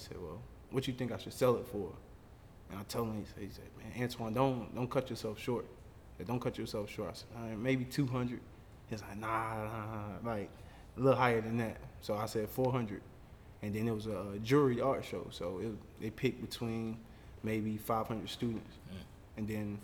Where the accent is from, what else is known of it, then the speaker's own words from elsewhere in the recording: Varnville, South Carolina, United States; I'm from Barnville, South Carolina